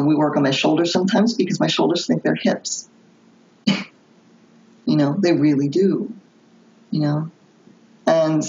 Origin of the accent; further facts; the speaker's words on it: Philadelphia, Pennsylvania, United States; I'm from Philadelphia